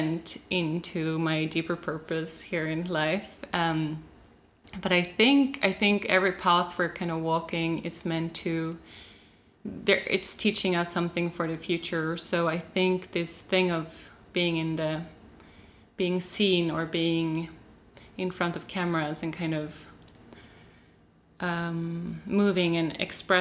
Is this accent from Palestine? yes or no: no; Sweden; also born or lived in Norway; I was born in Norway and in a kind of group, collective community. And I moved to Sweden when I was 3 years old